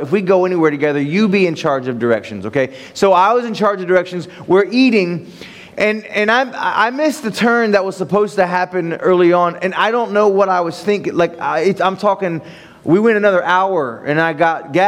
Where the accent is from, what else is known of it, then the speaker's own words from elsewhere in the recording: Ohio, United States; moved away; I'm from Ohio, and there's cornfields and flat lands in Ohio